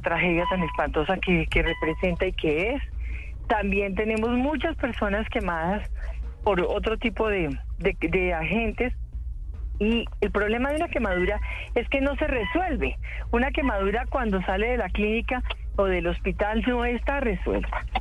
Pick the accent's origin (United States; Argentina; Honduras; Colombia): Colombia; Paisa region; also born or lived in Manizales; yo soy paisa, lamento toda aquella época que viví en, Manizales, en la finca de mis tíos y de mis primos